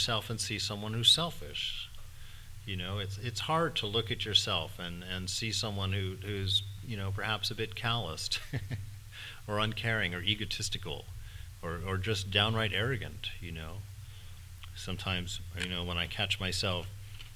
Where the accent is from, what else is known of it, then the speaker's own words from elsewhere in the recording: United States; I'm an American.